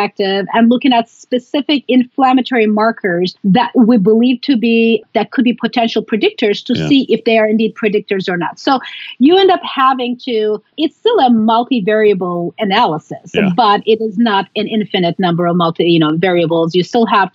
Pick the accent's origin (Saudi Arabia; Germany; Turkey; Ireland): Turkey; Istanbul; I was born and raised in Istanbul